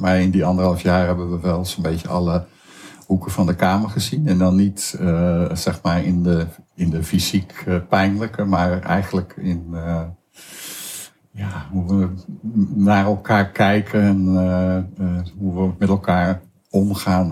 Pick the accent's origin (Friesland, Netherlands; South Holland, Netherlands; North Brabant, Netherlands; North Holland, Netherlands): South Holland, Netherlands; Hoeksche Waard; born or raised there; also born or lived in Amsterdam